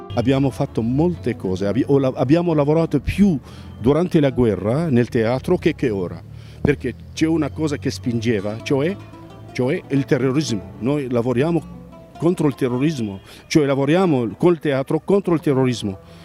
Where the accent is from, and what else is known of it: Aleppo, Aleppo Governorate, Syria; Italian is a second language; also born or lived in Rome